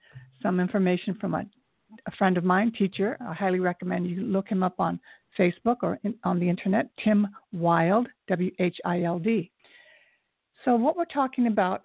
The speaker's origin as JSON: {"language": "English", "country": "Japan", "tie": "born or raised there", "moved": "yes", "said": "I was born in Japan. I'm half Japanese, and the other side is Scotch-Irish."}